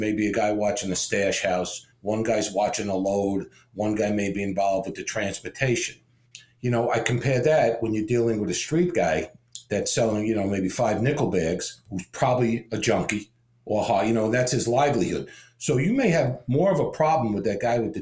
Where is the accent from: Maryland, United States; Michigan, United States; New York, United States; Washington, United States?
New York, United States; moved away as an adult; now in Florida, United States; my upbringing, you know, growing up in New York